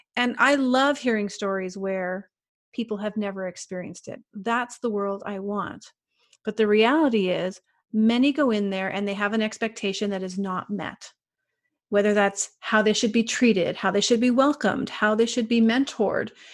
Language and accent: English; Canada; I'm from Canada